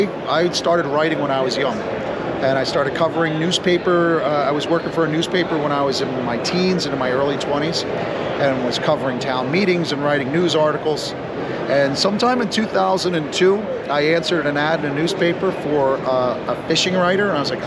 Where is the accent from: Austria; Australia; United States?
United States; Long Beach Island, New Jersey; I grew up on Long Beach Island in New Jersey